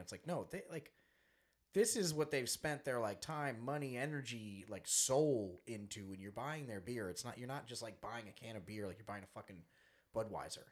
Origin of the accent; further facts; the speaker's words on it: Long Island, New York, United States; we're from Long Island, 45 minutes from Splish Splash